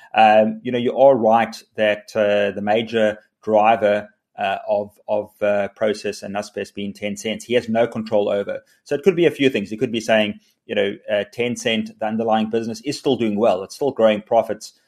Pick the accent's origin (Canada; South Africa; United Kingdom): South Africa; South Africans are incredibly, uh, optimistic, resilient. We're entrepreneurial